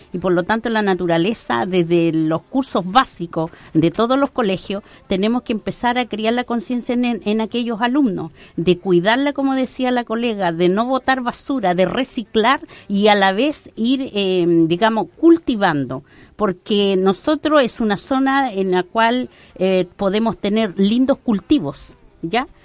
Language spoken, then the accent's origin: Spanish; Arauco, Biobío, Chile; Yo, como persona acá de nuestro sector, de la comuna Arauco, soy de Guillay pertenezco a una comunidad